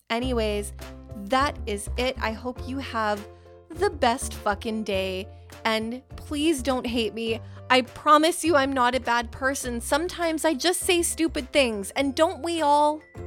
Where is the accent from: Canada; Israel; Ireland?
Canada